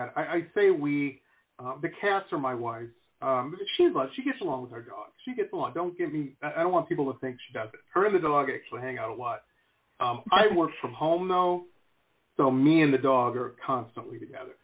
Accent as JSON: {"language": "English", "town": "Detroit", "region": "Michigan", "country": "United States", "tie": "born or raised there", "said": "So I grew up in Metro Detroit, very rough town."}